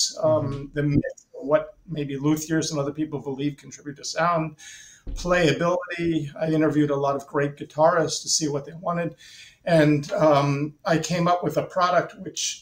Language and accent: English; United States; moved away as an adult; also born or lived in Italy / New York / San Francisco / Los Angeles; I had the American technical background